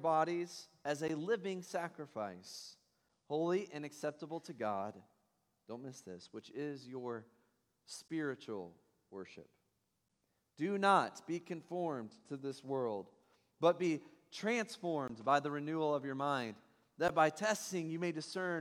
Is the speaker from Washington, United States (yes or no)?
no; Tennessee, United States; now in Ohio, United States; I'm from Tennessee